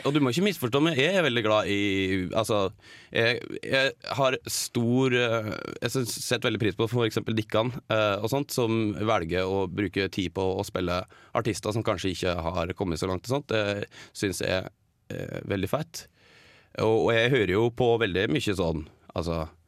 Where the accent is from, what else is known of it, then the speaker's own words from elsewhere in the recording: Geilo, Buskerud, Norway; now in Oslo, Norway; jeg bodde hjemme på Geilo. Um, Og så flytta jeg til Oslo